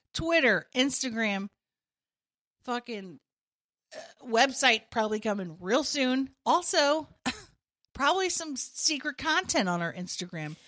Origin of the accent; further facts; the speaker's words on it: United States; I'm just an American.